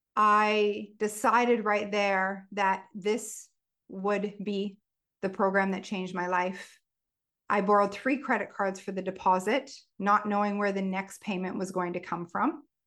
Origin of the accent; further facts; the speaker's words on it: Stratford, Ontario, Canada; created a food festival in my hometown called Savor Stratford back in two thousand and eight